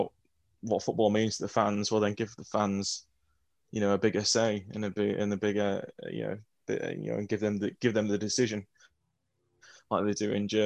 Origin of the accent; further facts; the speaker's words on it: England, United Kingdom; we're English